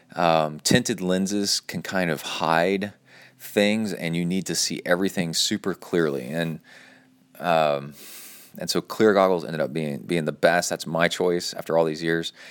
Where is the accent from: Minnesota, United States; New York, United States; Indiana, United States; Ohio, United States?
Ohio, United States; Cincinnati; I was born in Ohio in Cincinnati